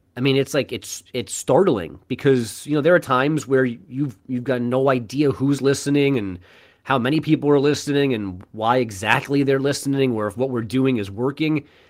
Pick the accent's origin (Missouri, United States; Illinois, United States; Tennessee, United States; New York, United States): New York, United States; I grew up in New York.